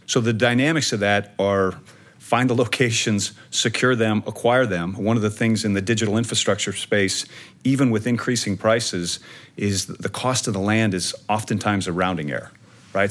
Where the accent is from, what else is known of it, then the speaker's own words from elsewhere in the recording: Omaha, Nebraska, United States; my hometown of Omaha, Nebraska